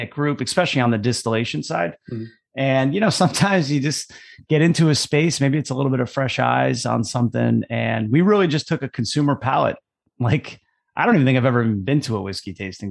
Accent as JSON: {"language": "English", "town": "Basking Ridge", "region": "New Jersey", "country": "United States", "tie": "born or raised there", "said": "we grew up, we were next door neighbors. We lived next to each other, literally growing up our whole lives. And we're both from Basking Ridge, New Jersey"}